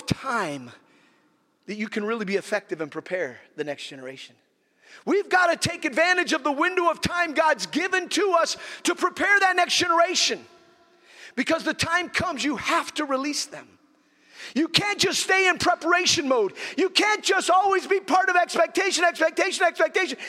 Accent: Nigeria; when I was growing up in Nigeria, I was just a child

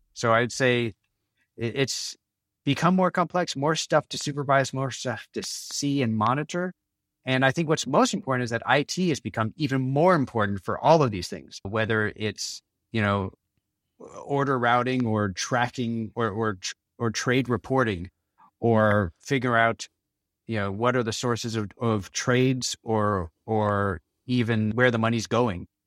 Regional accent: Canada; moved away as an adult; also born or lived in Los Angeles, United States / New York area, United States; now in Copenhagen, Denmark; I'm actually Canadian, and I spend most of my working life, though, in the States, in Los Angeles, and, and the New York area.

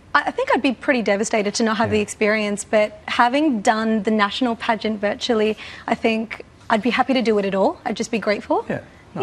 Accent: Australia; born and raised in Australia

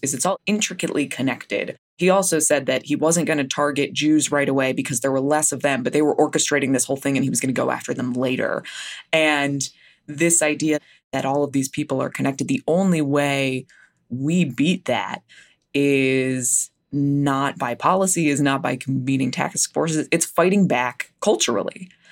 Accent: New Jersey, United States; I grew up in New Jersey.

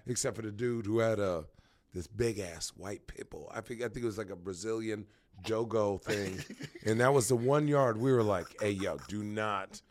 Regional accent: Phoenix, Arizona, United States; also born or lived in White Plains, New York / Brooklyn, New York / New Hampshire / Chandler, Arizona; I was born in White Plains, New York, but I'm from Arizona

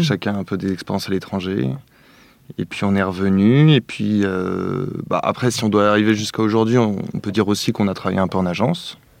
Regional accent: Paris, Île-de-France, France; j'ai grandi plutôt à Paris

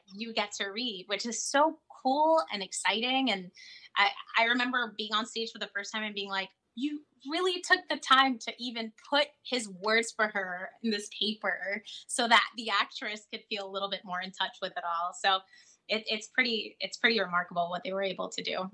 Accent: South Florida, United States; I'm from South Florida

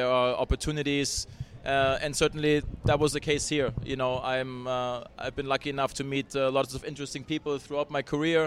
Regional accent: Hamburg, Germany; also born or lived in Bradenton, Florida; now in California, United States; I still want to go to Hamburg, which is my hometown.

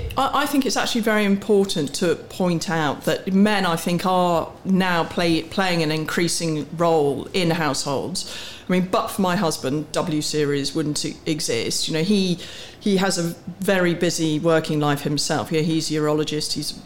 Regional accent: Warwick, West Midlands, United Kingdom; I was born on a farm in Warwickshire. I went to school in Warwick. I have three siblings. I'm the youngest of four.

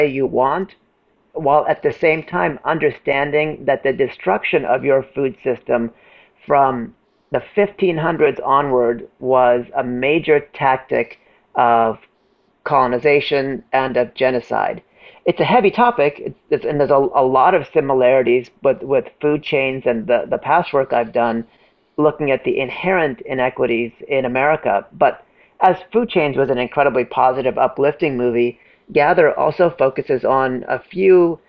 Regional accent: Oakland, California, United States; I grew up in Oakland

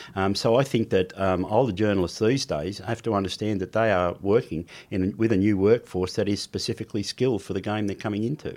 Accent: Sydney, New South Wales, Australia; also born or lived in New Zealand; I was brought up mainly in Sydney in the Sutherland Shire.

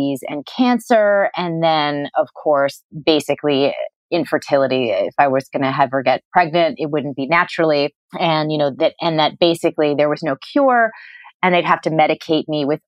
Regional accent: New England, United States; I grew up in New England

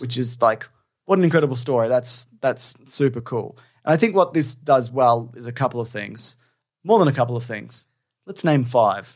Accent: Australia; being Australian

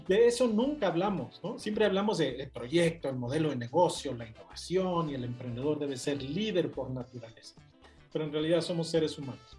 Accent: Mexico; moved away as an adult; also born or lived in United Kingdom; nací en México, pero soy latinoamericano

